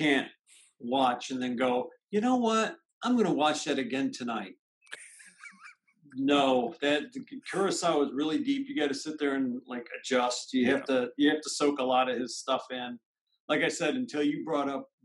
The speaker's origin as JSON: {"language": "English", "country": "United States"}